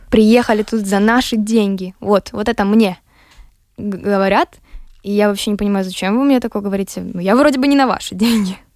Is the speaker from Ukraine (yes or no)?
yes; Ukraine; Но как только кто-то узнавал, что я с Украины, все.